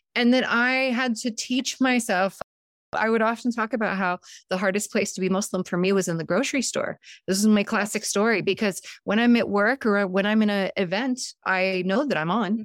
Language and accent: English; San Diego, California, United States; first language Montenegrin; English is a second language; also born or lived in Montenegro; I grew up in San Diego